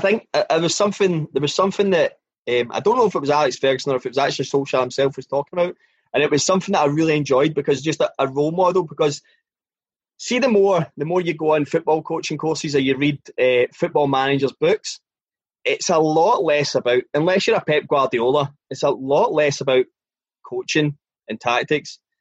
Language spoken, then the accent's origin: English; Scotland, United Kingdom; as a Scottish person